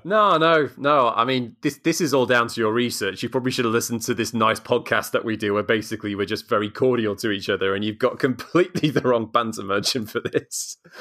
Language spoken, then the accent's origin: English; South Wales, United Kingdom; I'm actually from South Wales